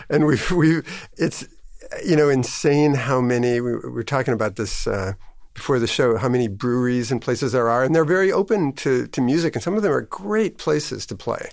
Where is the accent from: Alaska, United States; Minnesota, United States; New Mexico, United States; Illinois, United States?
Minnesota, United States; Minneapolis; also born or lived in Chicago / East Coast; now in Maine, United States; I was born in Chicago, but I grew up in a Minneapolis area